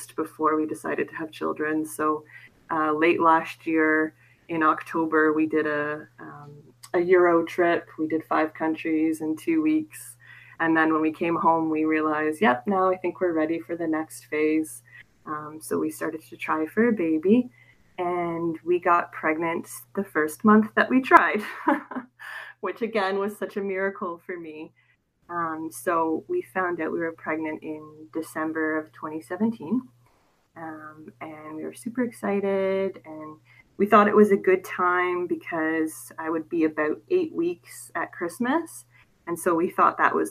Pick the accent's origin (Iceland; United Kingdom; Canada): Canada; I am from Canada